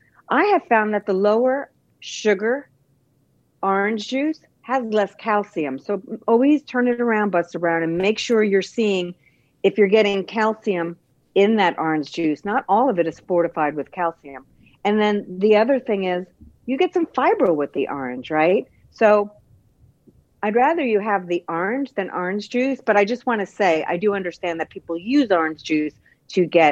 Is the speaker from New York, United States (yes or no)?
yes; Bay Shore, New York, United States; moved away; I'm originally from New Long Island, too, Bayshore, New York